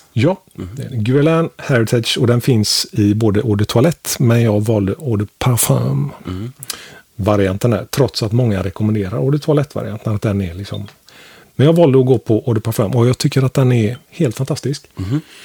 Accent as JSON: {"language": "Swedish", "country": "Sweden", "said": "vi svenskar"}